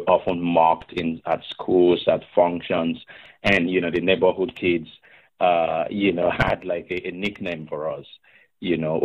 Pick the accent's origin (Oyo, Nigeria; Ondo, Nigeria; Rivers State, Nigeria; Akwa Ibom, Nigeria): Ondo, Nigeria; Akure; moved away as an adult; also born or lived in Michigan; now in Nebraska, United States; I grew up in Akure in the west of Nigeria